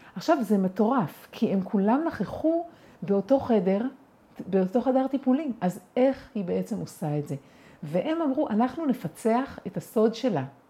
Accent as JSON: {"language": "Hebrew", "country": "Israel", "tie": "born or raised there", "said": "אני גדלתי בקיבוץ"}